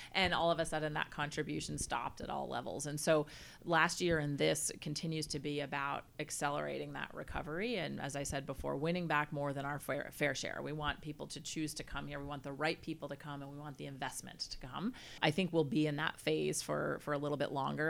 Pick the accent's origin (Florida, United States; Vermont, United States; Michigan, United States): Vermont, United States; moved away as an adult; now in California, United States; I grew up in Vermont.